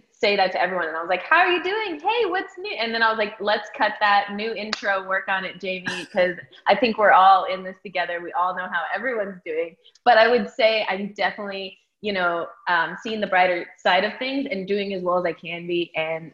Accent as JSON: {"language": "English", "town": "Phoenix", "region": "Arizona", "country": "United States", "tie": "born or raised there", "also_born_or_lived": "Baltimore, Maryland", "said": "I'm from Phoenix, Arizona. I also, I trained at Dance Connection in Arizona."}